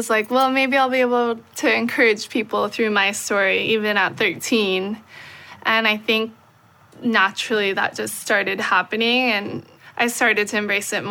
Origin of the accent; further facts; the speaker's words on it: Hawaii, United States; I was born and raised in Hawaii. I'm still living there, and I love it